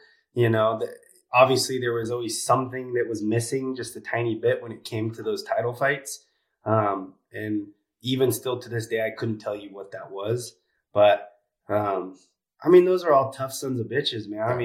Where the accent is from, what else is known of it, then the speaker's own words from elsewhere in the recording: Hanford, California, United States; I'm from Hanford, California